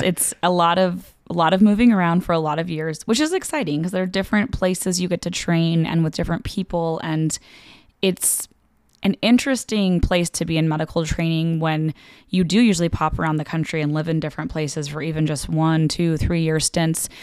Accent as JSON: {"language": "English", "region": "West Coast", "country": "United States", "tie": "born or raised there", "also_born_or_lived": "Los Angeles / Arizona / Cincinnati", "moved": "as an adult", "lives_now": "Omaha, United States", "said": "I grew up on the West Coast um, pretty much entirely"}